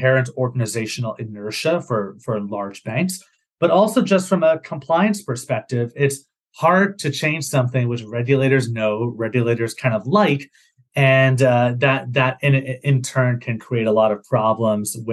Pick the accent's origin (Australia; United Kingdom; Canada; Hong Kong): Canada; moved away as an adult; also born or lived in Massachusetts, United States; I'm from Canada. So when I did my master's in the States at Harvard University